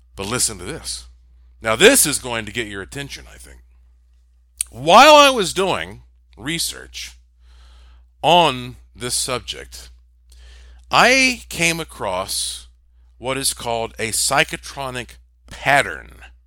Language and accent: English; North Carolina, United States; I am from North Carolina, the Tobacco State